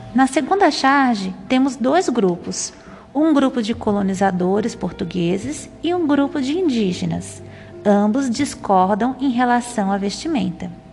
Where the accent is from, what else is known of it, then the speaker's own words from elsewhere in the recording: Santa Catarina, Brazil; moved away as an adult; now in Goiás, Brazil; Nasci e fui criada a minha vida inteira em Santa Catarina, no sul do Brasil. Porém, vivo e trabalho aqui